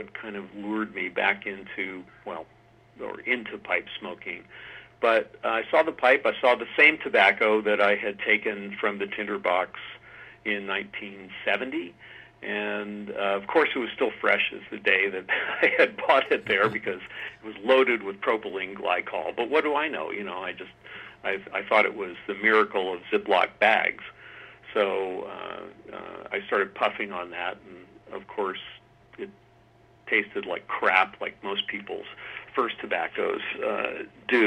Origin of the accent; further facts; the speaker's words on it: Tacoma, Washington, United States; also born or lived in Philadelphia, Pennsylvania; I grew up in the early years in Philadelphia, and my father and family moved out west to the Tacoma, Washington area.